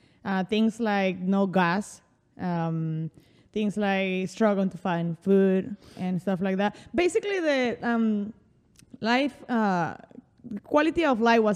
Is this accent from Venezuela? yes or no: yes; Barquisimeto, Lara, Venezuela; English is a second language; moved away as an adult; also born or lived in Mérida, Venezuela / Caracas, Venezuela; now in New York City, United States; And then we moved to another state called Lara, Barquisimeto, which is where I grew up. And when people usually ask me, I usually say I'm from Barquisimeto.